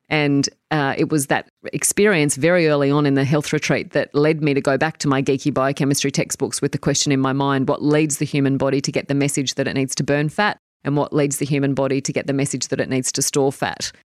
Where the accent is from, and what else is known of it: Tamworth, New South Wales, Australia; born or raised there; moved away as an adult; now in New Zealand